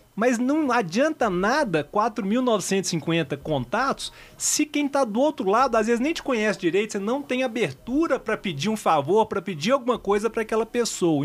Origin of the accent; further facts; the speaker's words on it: Belo Horizonte, Minas Gerais, Brazil; moved away; eu sou de Belo Horizonte